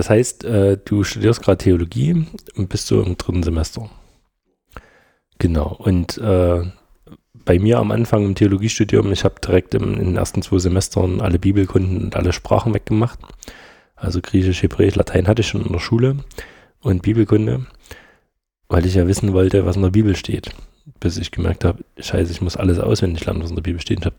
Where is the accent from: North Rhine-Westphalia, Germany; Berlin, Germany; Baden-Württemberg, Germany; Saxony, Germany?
Saxony, Germany; Stollberg; und ich komme ja aus Stolberg, das ist ja auf der anderen Seite von der Autobahn.